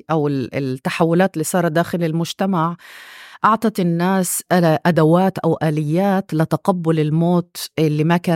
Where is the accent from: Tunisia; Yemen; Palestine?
Palestine; ثقافة الفقدان عنا إحنا فلسطينية الداخل مرأت تحولات كبيرة بالسنوات الأخيرة